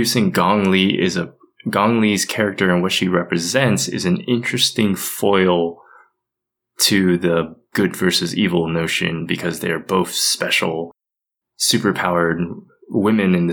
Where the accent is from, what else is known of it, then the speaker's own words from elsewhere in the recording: United States; I am Asian American, born and raised in the United States